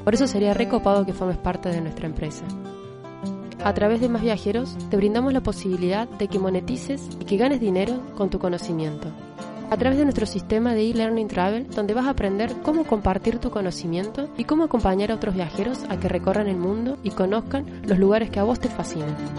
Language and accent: Spanish; Villa Dolores, interior of Córdoba, Argentina; yo soy del interior de Córdoba, de Villa Valores y hay una sierra ahí que te divide mi ciudad con la que es la capital